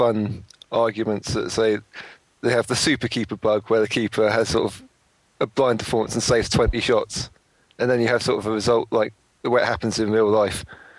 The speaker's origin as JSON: {"language": "English", "country": "United Kingdom", "said": "We are British, though."}